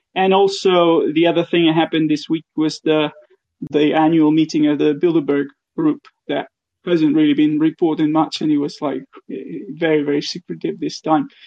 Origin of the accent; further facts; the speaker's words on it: Argentina; I'm from Argentina